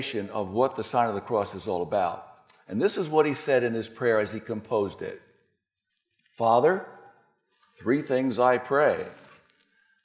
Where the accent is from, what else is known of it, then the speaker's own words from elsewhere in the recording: New Jersey, United States; I'm from New Jersey, from near New York